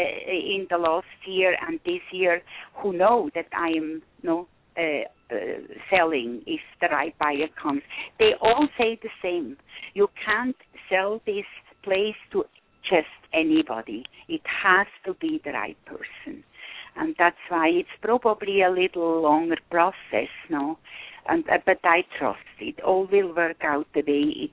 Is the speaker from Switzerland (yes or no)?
yes; Switzerland; now in Cusco, Peru; close to my home country, Switzerland